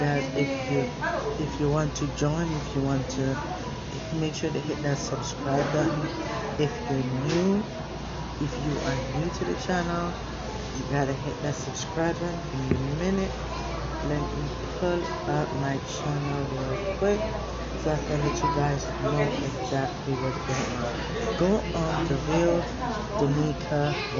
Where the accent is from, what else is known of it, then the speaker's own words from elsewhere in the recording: Kingston, Jamaica; I was born in Kingston, Jamaica, and growing up in Jamaica was a great experience